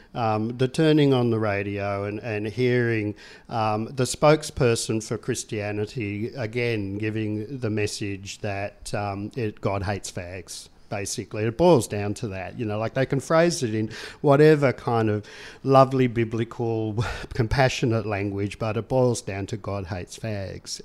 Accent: Tasmania, Australia; I grew up in Tasmania

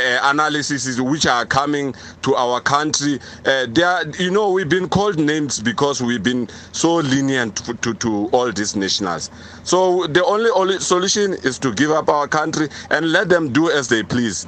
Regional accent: South Africa; It's no longer ours as South Africans, the people who belong to it.

